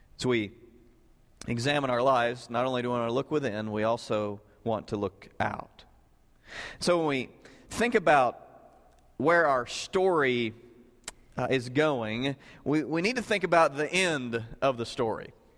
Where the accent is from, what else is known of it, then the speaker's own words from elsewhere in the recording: Southern Illinois, United States; I grew up in Southern Illinois